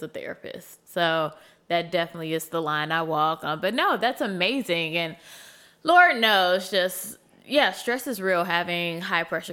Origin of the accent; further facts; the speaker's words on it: Chicago, Illinois, United States; I'm also from Chicago. So I was born and raised on the South